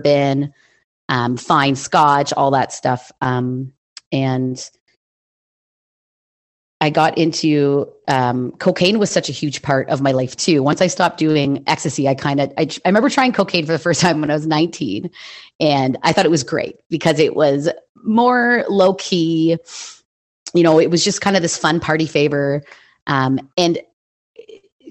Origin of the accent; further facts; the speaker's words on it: Hamilton, Ontario, Canada; I was born and raised in Hamilton, Ontario, in Canada